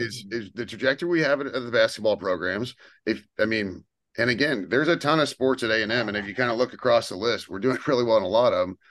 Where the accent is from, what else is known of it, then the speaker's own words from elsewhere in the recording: United States; as an American sports fan